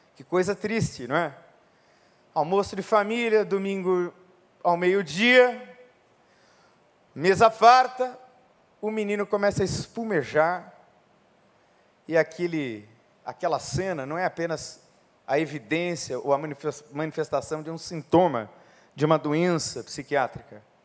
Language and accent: Portuguese; São Paulo, Brazil; Eu nasci em São Paulo, na maternidade Santa Teresa, na Liberdade. Sou paulista